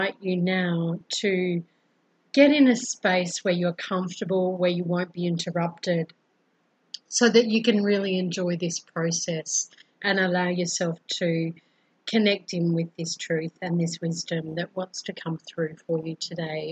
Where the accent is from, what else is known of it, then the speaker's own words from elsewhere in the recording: Brisbane, Queensland, Australia; now in Colombia; I'm originally from Brisbane, Australia and I currently live in Colombia, South America